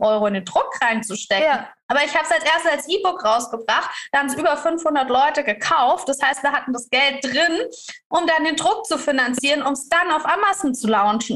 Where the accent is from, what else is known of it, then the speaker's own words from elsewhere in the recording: Karlsruhe, Baden-Württemberg, Germany; ich als Deutsche aus Karlsruhe